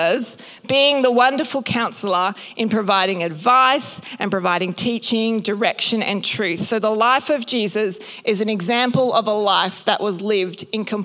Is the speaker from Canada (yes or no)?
no; North Queensland, Australia; I grew up in North Queensland, so I've had the blessing of going to the Great Barrier Reef many times